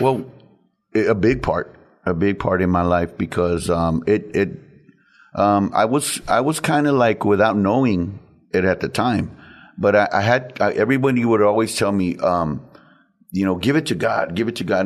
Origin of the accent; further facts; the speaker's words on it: San Antonio, Texas, United States; I've lived in San Antonio all my life